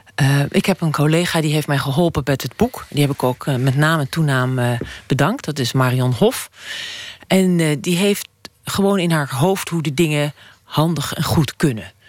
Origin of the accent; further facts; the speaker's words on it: Emmen, Drenthe, Netherlands; moved away; ik was 18, ik kwam uit Emmen, dat is bij de Duitse grens